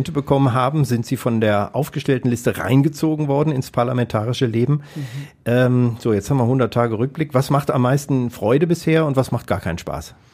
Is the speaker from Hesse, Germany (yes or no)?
yes; Hesse, Germany; ich bin in Hessen aufgewachsen